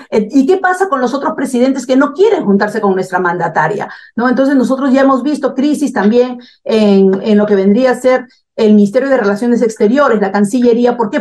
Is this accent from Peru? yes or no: yes; Peru; En mi país